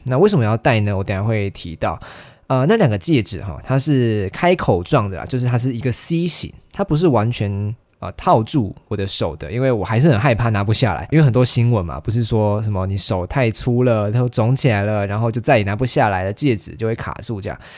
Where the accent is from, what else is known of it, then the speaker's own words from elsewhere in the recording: Kaohsiung, Taiwan; moved away as an adult; now in Taipei, Taiwan; 我是在高雄长大嘛，然后我上了台北之后